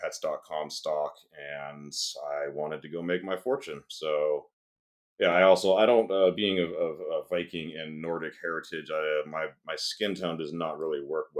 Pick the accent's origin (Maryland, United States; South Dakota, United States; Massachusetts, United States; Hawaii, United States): Hawaii, United States; moved away as an adult; also born or lived in Seattle; I did grow up in Hawaii. I wasn't born there, but I did spend like 12-ish years living there from a small child up until I was 21